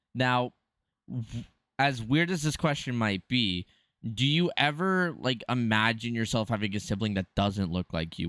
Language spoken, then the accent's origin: English; Canada; I'm Canadian